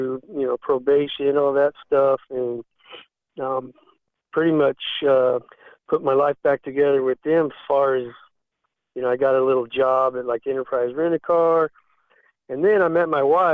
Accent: Pima, Arizona, United States; now in Nashville, United States; I grew up in Arizona, a small town called Pima, Arizona

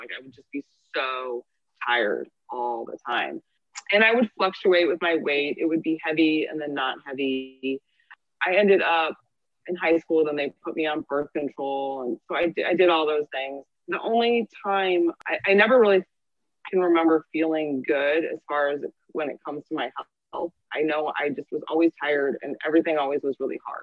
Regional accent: St. Louis, Missouri, United States; moved away as an adult; also born or lived in Michigan / Los Angeles; I am from St. Louis, Missouri. I am a functional diagnostic nutritionist and I am a personal trainer. Mm-hmm. I grew up here

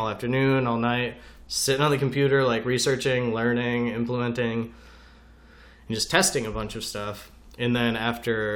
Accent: upstate New York, United States; moved away; also born or lived in Orlando; Growing up in New York, we don't have, I can't go surf in upstate New York.

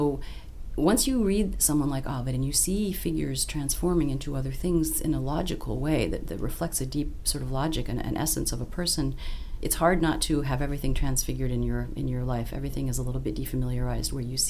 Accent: Australia; moved away; I'm Australian originally

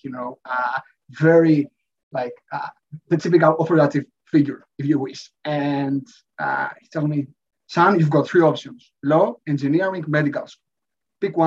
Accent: Athens, Attica, Greece; I was born and raised in Athens, in Greece.

